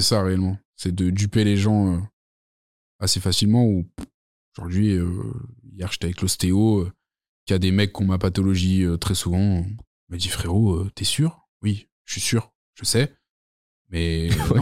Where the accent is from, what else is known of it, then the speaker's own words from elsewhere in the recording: Lyon, Auvergne-Rhône-Alpes, France; also born or lived in Saint-Étienne; Je suis né là-bas. J'ai vécu à Lyon toute ma vie, mais je suis né à Saint-Étienne